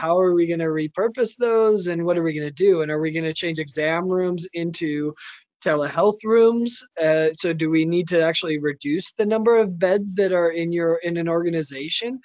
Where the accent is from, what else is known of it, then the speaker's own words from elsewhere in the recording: United States; as an American